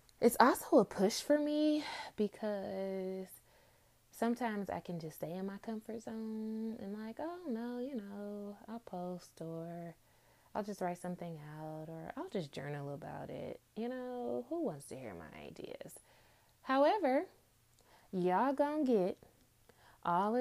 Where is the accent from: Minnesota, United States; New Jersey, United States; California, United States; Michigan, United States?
Michigan, United States; Detroit; I grew up in Detroit, Michigan, two-parent home.